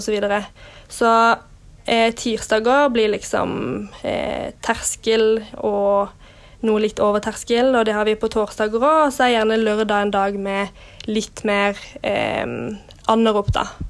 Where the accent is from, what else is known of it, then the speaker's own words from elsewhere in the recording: Kristiansand, Agder, Norway; moved away as an adult; now in Oslo, Norway; var jeg mye hjemme i Kristiansand